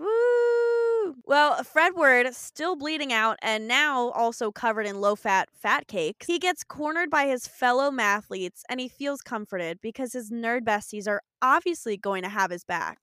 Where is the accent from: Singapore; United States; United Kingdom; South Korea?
United States; Long Island, New York; moved away; when I was a kid, there was this farm, like, back on Long Island